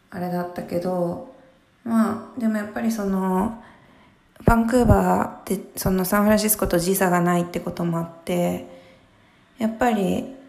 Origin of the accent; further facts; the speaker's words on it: Mie, Japan; moved away; 私普通にすごい三重県のすごい何もないとこ出身